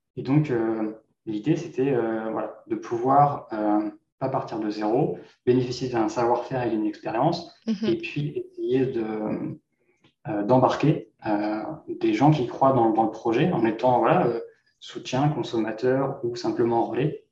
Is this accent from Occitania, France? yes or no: no; Normandy, France; moved away as an adult; now in Vancouver, Canada; je suis originaire de Normandie en France. Je suis maintenant un entrepreneur basé à Vancouver, au Canada, depuis 2020.